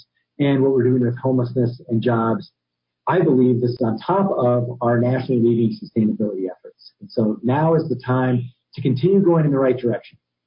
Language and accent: English; Albuquerque, New Mexico, United States; was born and raised in Albuquerque